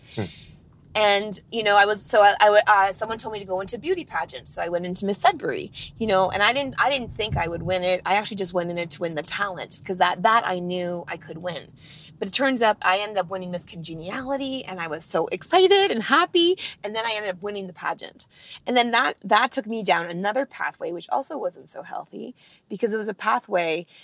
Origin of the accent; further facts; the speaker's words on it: Northern Ontario, Canada; I grew up in Northern Ontario, Canada